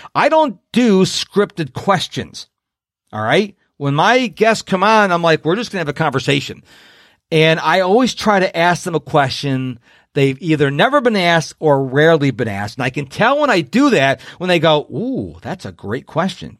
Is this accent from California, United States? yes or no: no; Rochester, New York, United States; I was born and raised in Rochester, New York.